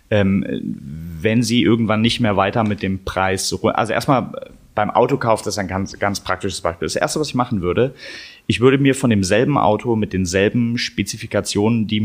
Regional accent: Berlin, Germany; Ich komme ich komm aus Berlin, ich habe jetzt keine Lust, irgendwie nach Stuttgart zu fahren

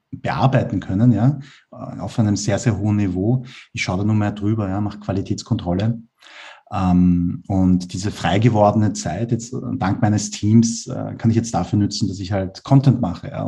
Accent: Vienna, Austria; Ich bin ja Asiat, also meine Eltern kommen aus Korea, aber ich bin in Wien geboren und aufgewachsen und äh, ja, ich, meine Mentalität ist weiß, also halt wienerisch, aber ich schaue aus wie ein Koreaner.

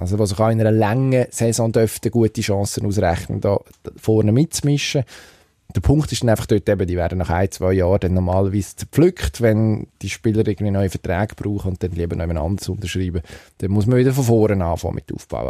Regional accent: Switzerland

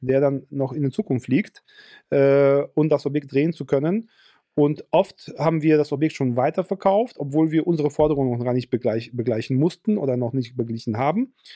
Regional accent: Ruhr area, North Rhine-Westphalia, Germany; bei uns im Ruhrgebiet

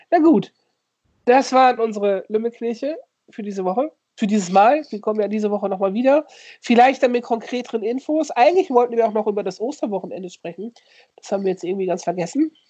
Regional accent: North Rhine-Westphalia, Germany; Ich komme ja aus der Grenzregion aus Saarbrück, Ostwestfalen so, ne?

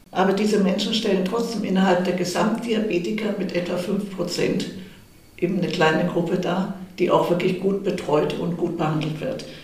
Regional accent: Munich, Bavaria, Germany; ich wollte dann auch wieder nach München in meine Heimatstadt zurück

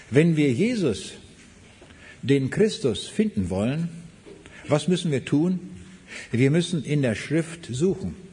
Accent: Braunschweig, Lower Saxony, Germany; also born or lived in East Prussia; Ich komme aus Braunschweig, aber geboren bin ich in Ostpreußen 1937.

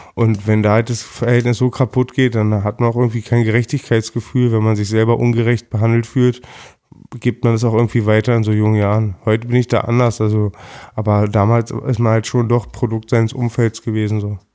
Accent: Berlin, Germany; also born or lived in Lankwitz, Berlin; Ich bin 1979 in Berlin geboren, im Krankenhaus in Wilmersdorf meines Erachtens, bin gebürtiger Schöneberger, das war, ich bin im alten Schöneberg aufgewachsen

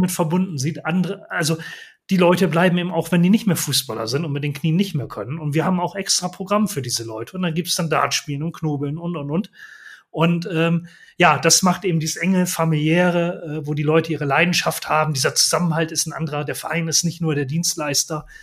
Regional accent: Bremen, Germany; Ich komme ja nun auch aus der Bremer Ecke

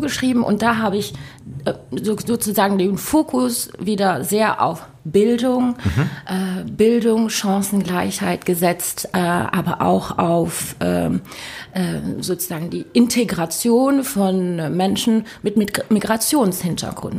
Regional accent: Luxembourg; ich bin ja Luxemburgerin

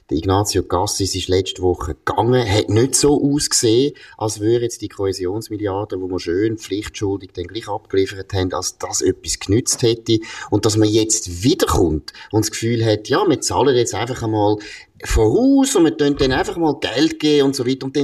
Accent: Switzerland; Ich würde jetzt eben als Schweizer würde ich sagen

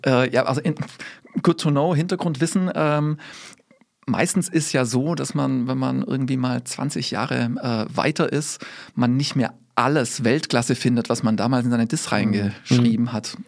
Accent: Swabia, Baden-Württemberg, Germany; now in Ames, United States; also ich bin mit Schwab, da wo ich herkomme, würde man sagen, Kurkaff

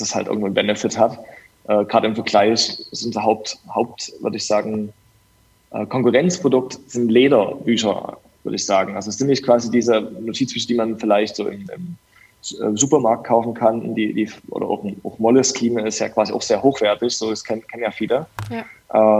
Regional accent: Dresden, Saxony, Germany; ich komme aus Dresden

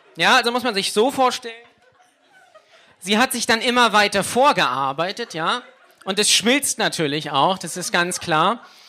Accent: Lübeck, Schleswig-Holstein, Germany; ich komme direkt aus LA. Ja, das ist meine Hood, LA. Lübeck-Altstadt.

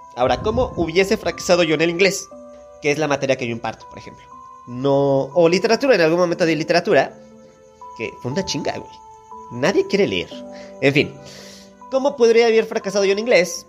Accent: Mexico; Somos México, somos el Turquía latinoamericano.

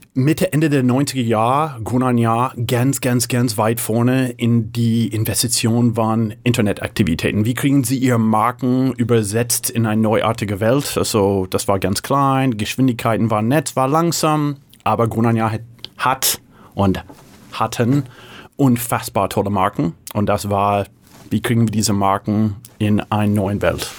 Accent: San Francisco, California, United States; first language English; German is a second language; moved away as an adult; also born or lived in Hamburg, Germany; in San Francisco geboren, fünfte Generation, äh, typischer Valley oder San Francisco Kind, Berkeley studiert

